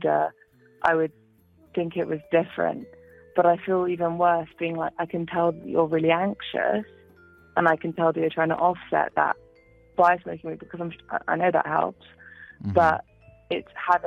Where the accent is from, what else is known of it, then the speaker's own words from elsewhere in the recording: England, United Kingdom; accent: British; my British accent.